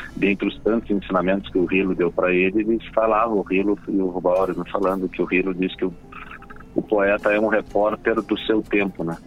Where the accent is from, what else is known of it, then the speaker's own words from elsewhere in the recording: Pelotas, Rio Grande do Sul, Brazil; Eu moro em Pelotas